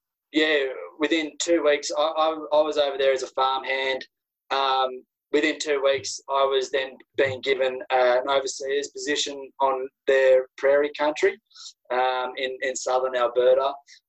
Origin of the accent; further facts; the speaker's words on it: Australia; being Australian over there is that I had nothing to gain from any actions.